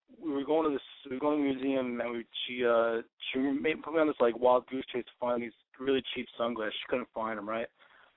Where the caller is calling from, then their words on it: New York, United States; from New York, and I'm 29.